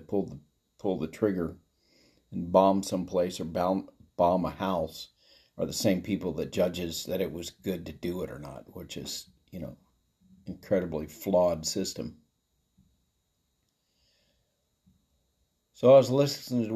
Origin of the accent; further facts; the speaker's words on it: United States; us as American citizens